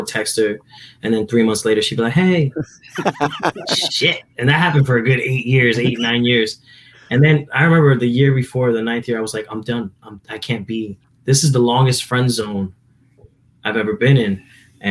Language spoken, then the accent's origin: English; New Jersey, United States; Growing up in Jersey with my dad